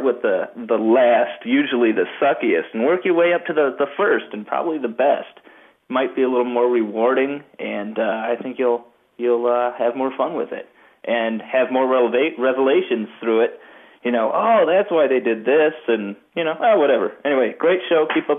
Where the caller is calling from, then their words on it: Michigan, United States; I'm calling from Michigan.